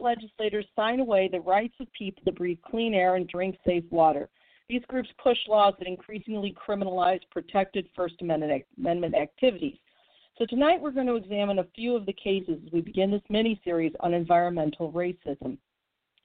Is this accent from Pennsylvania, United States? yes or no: no; St. Louis, Missouri, United States; here in my hometown of St. Louis, Missouri